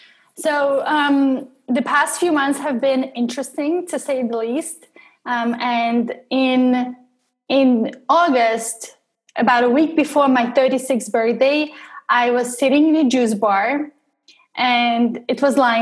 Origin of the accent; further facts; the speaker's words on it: Russia; English is a second language; I'm an outsider and I have an accent in English and I'm originally from Russia and I have an accent in Russian as well.